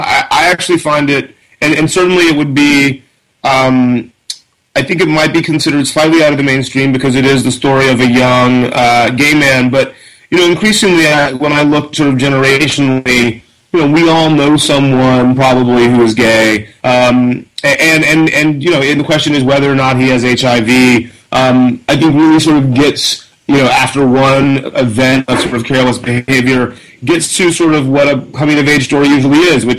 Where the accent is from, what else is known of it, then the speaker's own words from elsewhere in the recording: Columbus, Georgia, United States; moved away as an adult; I grew up in West Central Georgia, Columbus, Georgia, about 2 hours south of Atlanta on the Alabama border